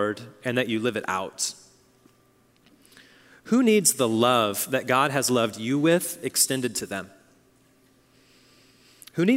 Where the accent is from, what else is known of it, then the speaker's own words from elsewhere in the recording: Oklahoma, United States; moved away; I come from Oklahoma